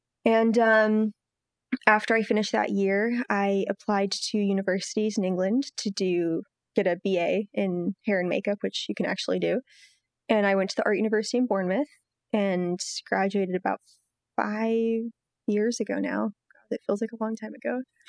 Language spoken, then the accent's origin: English; Milan, Lombardy, Italy; and they brought me up in Italy. And in Italy, I went to an American school, and I grew up in Milan